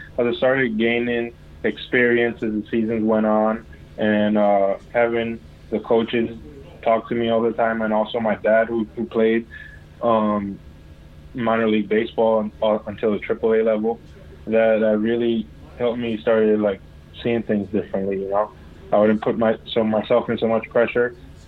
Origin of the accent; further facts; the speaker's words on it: New York, United States; also born or lived in Dominican Republic / U.S. Virgin Islands; I was born in Dominican, but I left when I was a baby, and I grew up in New York and St. Thomas, U.S. Virgin Islands.